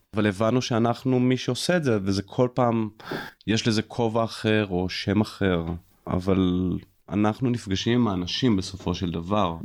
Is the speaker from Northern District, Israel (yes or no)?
yes; Jezreel Valley, Northern District, Israel; now in Mitzpe Ramon, Israel; אני באתי מעמק יזרעאל